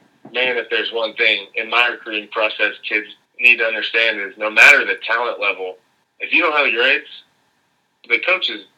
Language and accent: English; Lafayette, Louisiana, United States; I'm originally from Lafayette, Louisiana. I went to Acadiana High School